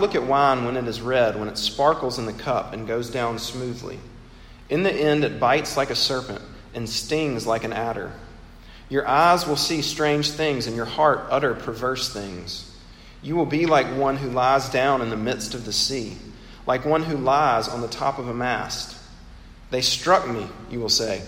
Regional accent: Mississippi, United States; my home state of Mississippi

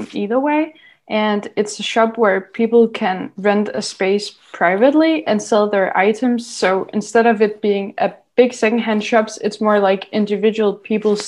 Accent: Odense, Southern Denmark, Denmark; moved away as an adult; now in Sønderborg, Denmark; I come from Odense here in Denmark

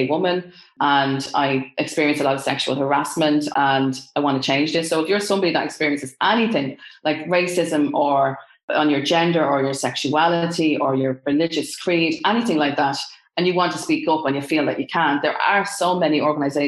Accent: Ireland; I'm Irish

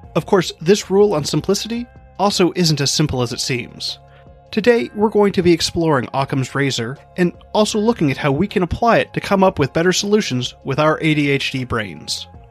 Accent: Hawaii, United States; I grew up in Hawaii

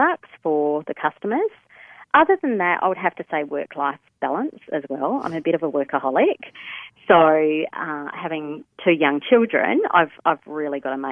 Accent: Perth, Western Australia, Australia; I was born and raised in Perth

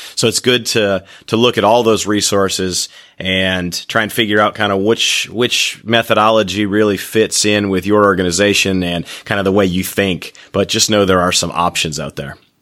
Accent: Michigan, United States; moved away; I'm from Michigan and I like to go back there

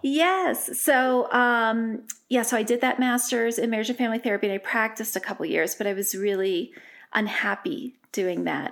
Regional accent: Delaware, United States; moved away as an adult; also born or lived in Rhode Island; now in Colorado, United States; I grew up in Delaware.

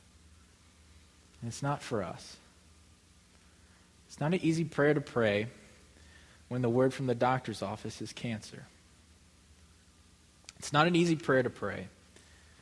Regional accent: Midwest, United States; moved away as an adult; now in Mississippi, United States; I would call Midwesterner.

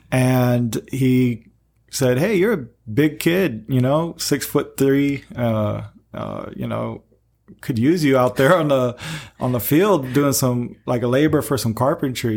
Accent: Peoria, Illinois, United States; moved away; I'm in the mainland, uh, in my hometown, Peoria

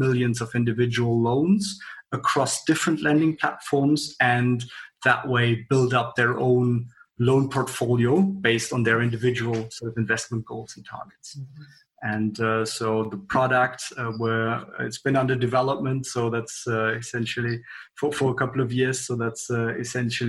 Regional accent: Frankfurt, Hesse, Germany; I'm originally from Frankfurt

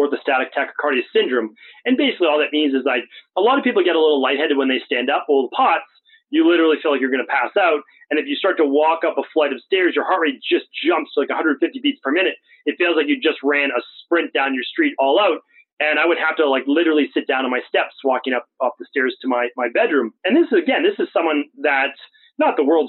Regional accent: right outside of Boston, Massachusetts, United States; where I grew up in right outside of Boston

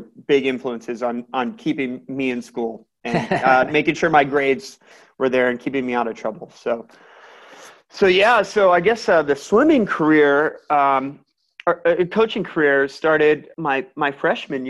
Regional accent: Elkhart, Indiana, United States; now in Carmel, United States; I'm from Elkhart

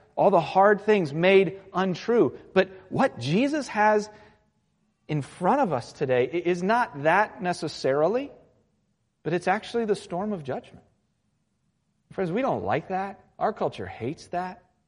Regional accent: Virginia Beach, Virginia, United States; I grew up in Virginia Beach, and, and it's kind of Hurricane Alley in a sense.

